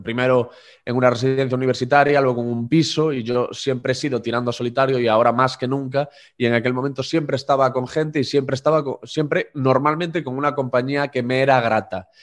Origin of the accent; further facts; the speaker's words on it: Corcubión, Galicia, Spain; moved away; Yo soy de un pueblo muy pequeñito que se llama Corcubión, de unos 1.500 habitantes y allí una de las pocas atracciones o de los pocos sitios interesantes a los que nos podían llevar a los alumnos del colegio era la radio municipal.